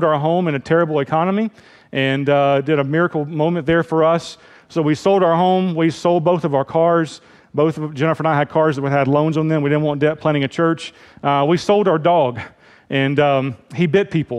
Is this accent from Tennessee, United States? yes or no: yes; Memphis, Tennessee, United States; moved away; I grew up in Memphis, Tennessee